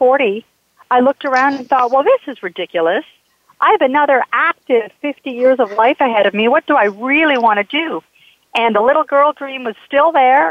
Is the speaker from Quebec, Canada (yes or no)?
no; Calgary, Alberta, Canada; moved away; I was living up in Canada. I'm from Calgary, Alberta